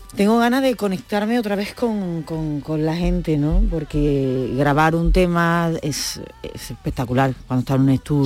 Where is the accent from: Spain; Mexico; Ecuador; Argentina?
Spain; Seville, Andalusia; moved away as an adult; now in Barcelona, Spain; aquí en mi tierra, Sevilla